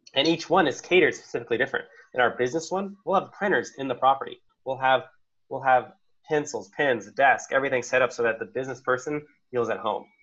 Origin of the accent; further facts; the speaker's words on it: Arizona, United States; I'm from Arizona, so I already knew the cool places to stay at.